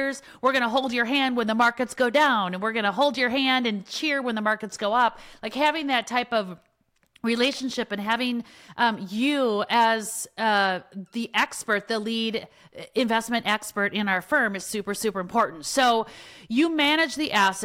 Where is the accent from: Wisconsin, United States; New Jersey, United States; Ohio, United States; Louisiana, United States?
Wisconsin, United States; I grew up in Wisconsin